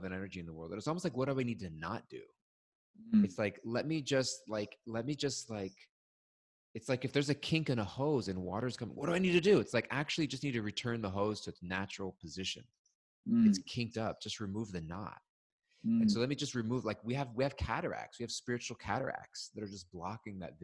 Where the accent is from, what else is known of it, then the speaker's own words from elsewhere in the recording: California, United States; moved away; I'm from California